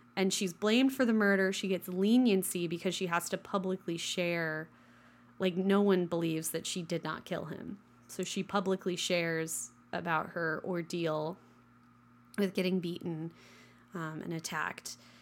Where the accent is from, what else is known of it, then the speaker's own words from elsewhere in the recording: western Kansas, United States; the first one that got built in my hometown